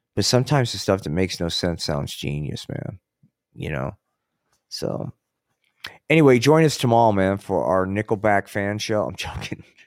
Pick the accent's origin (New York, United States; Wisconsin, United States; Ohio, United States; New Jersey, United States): New Jersey, United States; Atlantic City; now in Colorado, United States; I grew up in Atlantic City